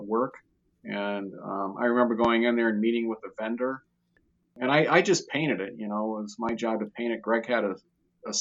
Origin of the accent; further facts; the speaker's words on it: Ohio, United States; we're both from Ohio